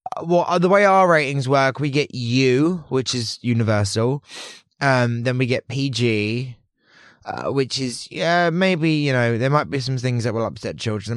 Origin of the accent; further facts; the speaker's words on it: Portsmouth, South East England, United Kingdom; growing up in Hampshire, um, Portsmouth